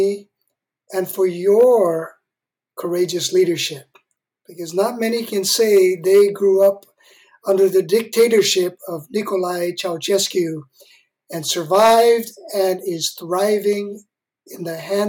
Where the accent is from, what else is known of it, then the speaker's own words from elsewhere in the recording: Hawaii, United States; moved away; Hawaii, where I grew up